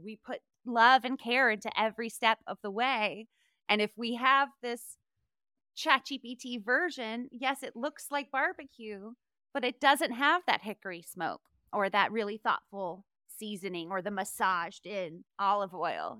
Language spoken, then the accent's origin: English; North Carolina, United States; moved away; also born or lived in Charleston, South Carolina; I'm from North Carolina originally, born in Charleston, South Carolina.